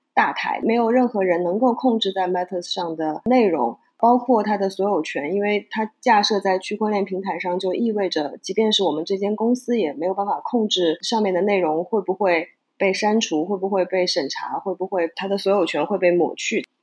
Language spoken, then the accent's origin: Chinese; China; moved away as an adult; now in Hong Kong; 大家听我的口音应该能听得出来，我是中国出生，长大在中国大陆，然后 到两千零五年左右的时候来到香港，就一直在香港做媒体